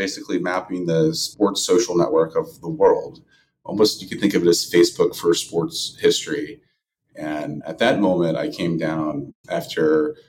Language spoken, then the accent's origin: English; Kelso, Washington, United States; now in San Francisco, United States; I'm from a small town called Kelso, Washington.